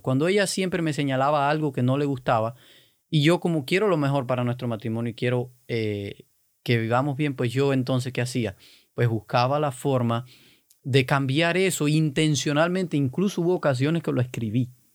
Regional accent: Cuba; yo soy cubano, los cubanos somos totalmente opuestos

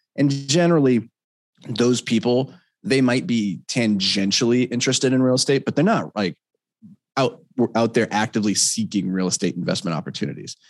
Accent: Minnesota, United States; I'm a Minnesotan uh, white boy.

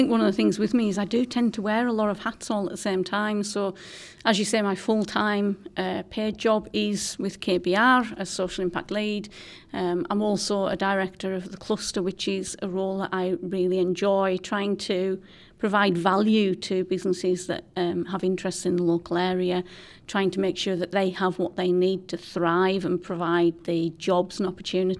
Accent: Whitehaven, North West England, United Kingdom; I am. So I'm a Myras lass. I was born on Myras, which is an estate in Whitehaven, and I had grandparents on both sides of the estate because it is a split estate.

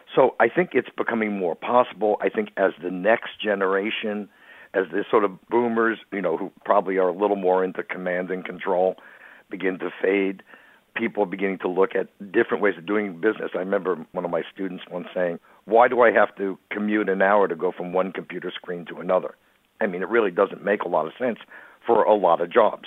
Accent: New York, United States; I grew up in New York

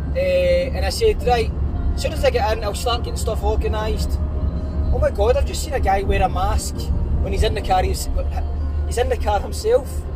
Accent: Glasgow, Scotland, United Kingdom; I am a boy from Glasgow

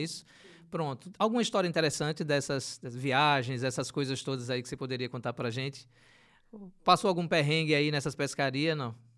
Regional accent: Aracaju, Sergipe, Brazil; Eu sou do, do Bugio, lá sempre uhum. falo do uhum. Bugio, que adoro aquela região lá, que tem um manguezal circulando uhum. ali com o Rio do Sal

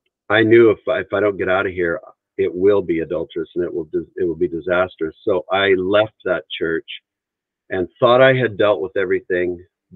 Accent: Three Hills, Alberta, Canada; born there; I was born in Canada, up in a little town called Three Hills, Alberta, Canada.

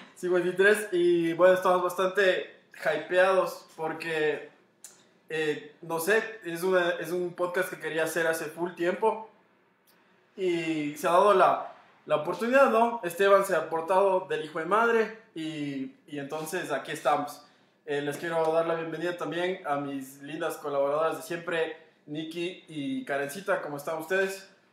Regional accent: Ecuador; Como buen ecuatoriano migrante que soy

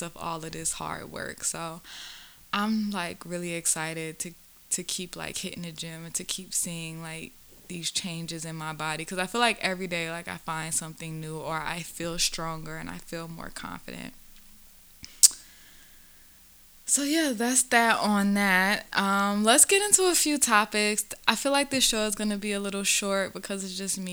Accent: the South, United States; I grew up in the South

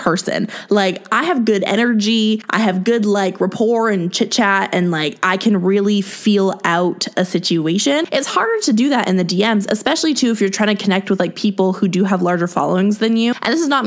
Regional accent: Canada; I obviously grew up here. I live here. Like, you know, I'm a Canadian girl.

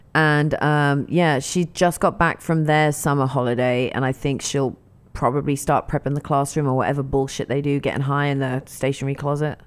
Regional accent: England, United Kingdom; now in United States; I grew up in England

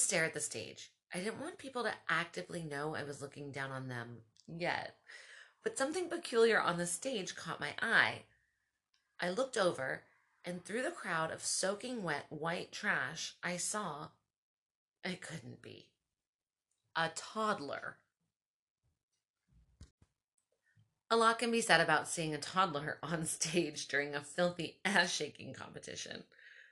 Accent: Baltimore, Maryland, United States; moved away; I'm from Baltimore.

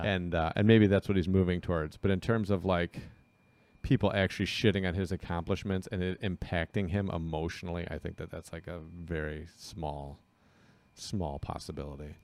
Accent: Southeast Michigan, United States; we're from Southeast Michigan.

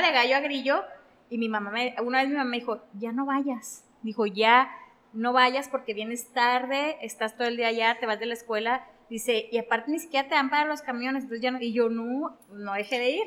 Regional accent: Mexico; como mexicanos

